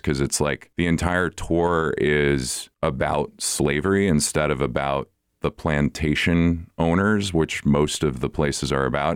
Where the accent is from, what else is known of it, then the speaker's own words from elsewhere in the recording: the North, United States; I'm from the North